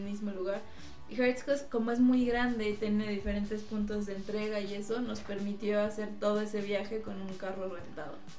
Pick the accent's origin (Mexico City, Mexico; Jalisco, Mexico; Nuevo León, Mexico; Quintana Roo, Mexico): Mexico City, Mexico; llegamos pues como buenos chilangos